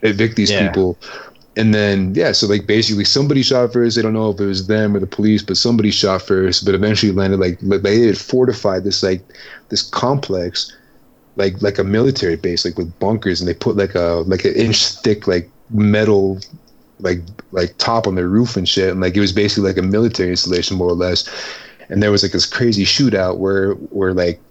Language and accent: English; Philadelphia, Pennsylvania, United States; I'm from Philly